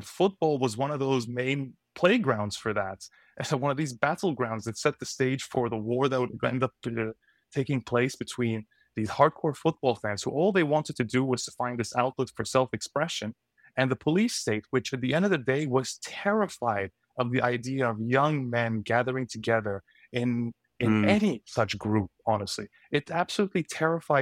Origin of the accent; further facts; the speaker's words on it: Egypt; moved away; I'm Egyptian. I grew up in Egypt.